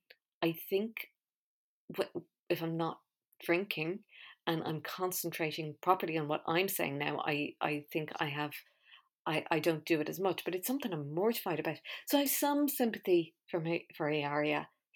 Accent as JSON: {"language": "English", "region": "Balearic Islands", "country": "Spain", "tie": "born or raised there", "said": "be asked about what it was like growing up in Mallorca. You kind of go, oh, no, I just have a weird accent."}